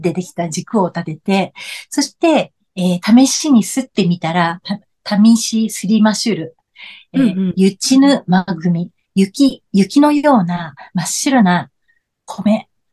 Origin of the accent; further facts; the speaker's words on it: Yokohama, Kanagawa, Japan; moved away as an adult; now in Okinawa, Japan; もともとは、えー、横浜出身なんですけれども、うんうん、えー、沖縄に移り住んで、まあ30年近くになります。